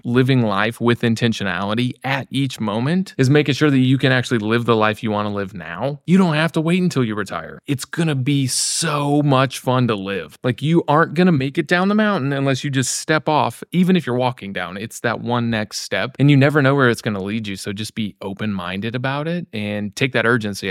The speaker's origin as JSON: {"language": "English", "region": "Missouri", "country": "United States", "tie": "born or raised there", "also_born_or_lived": "Florida / Kansas City", "said": "I grew up in Missouri, yeah, in those arcs"}